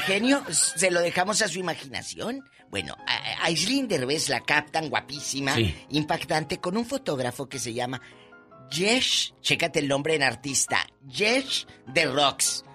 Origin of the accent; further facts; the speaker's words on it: Matamoros, Tamaulipas, Mexico; moved away; yo nunca vi montañas en mi tierra